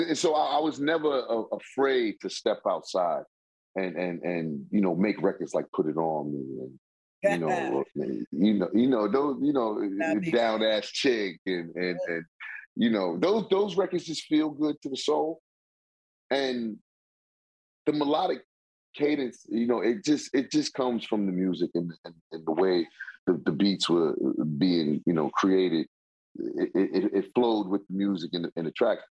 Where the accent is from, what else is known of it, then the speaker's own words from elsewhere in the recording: New York City, New York, United States; I'm from Queens